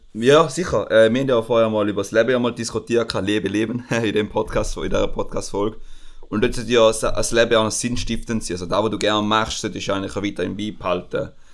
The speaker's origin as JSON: {"language": "German", "country": "Switzerland", "said": "bei uns in der Schweiz"}